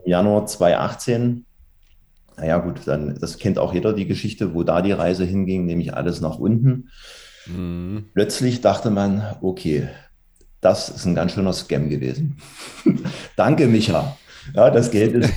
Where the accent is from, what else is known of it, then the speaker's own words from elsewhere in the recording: Dresden, Saxony, Germany; komme regional aus Sachsen, aus dem schönen Dresden